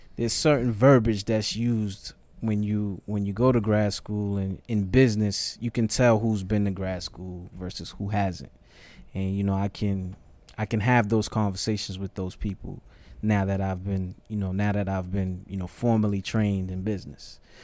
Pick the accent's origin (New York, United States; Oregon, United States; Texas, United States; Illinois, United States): New York, United States; New York City; moved away as an adult; also born or lived in Ghana; now in Atlanta, United States; So, from the Bronx, grew up in the projects